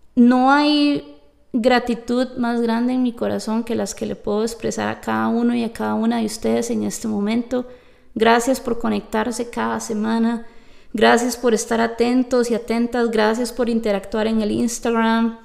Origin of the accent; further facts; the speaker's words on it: Costa Rica; yo vengo de Costa Rica, que yo soy tica